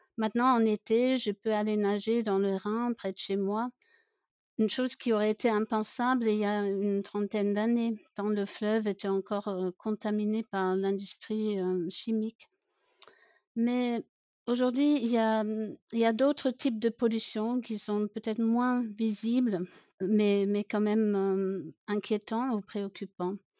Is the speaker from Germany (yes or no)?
yes; Germany; accent: German; French is a second language; j'ai grandi à la campagne en Allemagne, d'où mon petit accent.